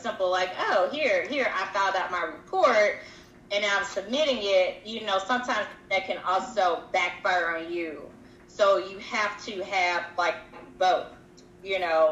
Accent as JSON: {"language": "English", "region": "the South", "country": "United States", "said": "as a Southerner"}